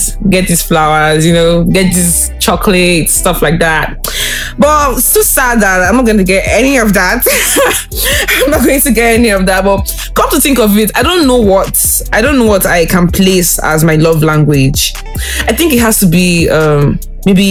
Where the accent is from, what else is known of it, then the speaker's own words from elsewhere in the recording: Anambra, Nigeria; I'm from Anambra State, too